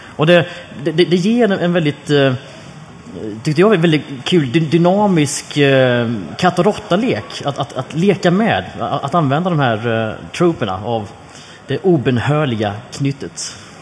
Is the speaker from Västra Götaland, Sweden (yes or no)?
no; Jönköping, Jönköping County, Sweden; jag växte upp i Jönköping